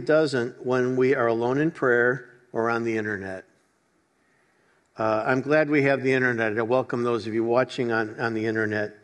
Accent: Chicago, Illinois, United States; I grew up in Chicago

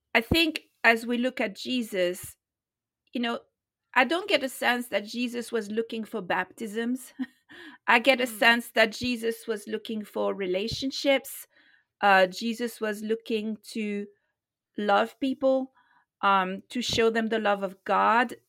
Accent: France; moved away as an adult; also born or lived in London; I was born in France. I grew up in France and I lived there until I was 21 years old

